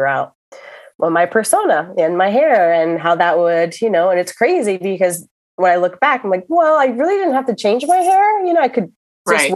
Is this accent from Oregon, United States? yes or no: no; Miami, Florida, United States; in my 20s, you know, growing up in Miami